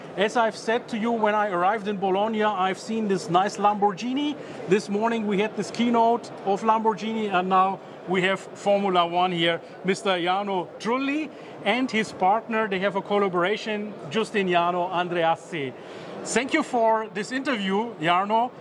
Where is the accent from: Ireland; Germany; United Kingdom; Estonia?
Germany; I'm coming from Germany